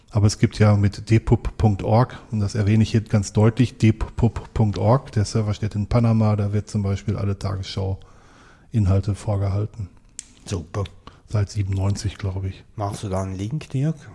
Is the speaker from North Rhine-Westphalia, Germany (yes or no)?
yes; North Rhine-Westphalia, Germany; das ist im, im, im Ruhrgebiet und ich werde natürlich in meiner Heimat dabei sein, wenn so die Event startet.